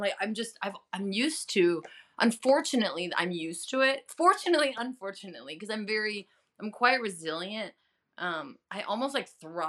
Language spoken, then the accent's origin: English; Chicago, Illinois, United States; accent: Chicago; also born or lived in Los Angeles; now in Queens, United States; My Chicago accent, thankfully, has gone a little away, but it comes out when I'm drinking. But it's mellowed out back in L.A. But now I'm in Queens, New York, so I sound like a, oh, my God.